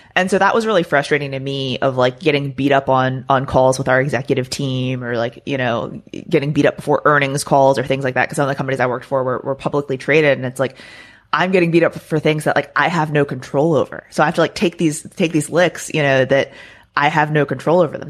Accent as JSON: {"language": "English", "region": "Maryland", "country": "United States", "tie": "born or raised there", "also_born_or_lived": "Florida", "moved": "as an adult", "lives_now": "Texas, United States", "said": "I am not a Florida native. Um, I grew up in Maryland, so I lived there for the first, you know, portion of my life through high school."}